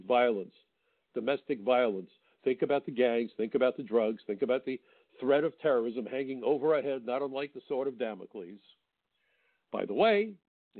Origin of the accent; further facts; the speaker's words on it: New York, United States; I'm a New Yorker